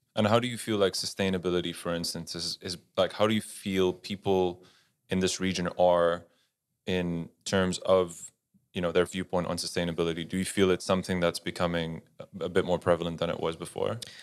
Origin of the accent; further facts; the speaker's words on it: Netherlands; moved away; I grew up in Holland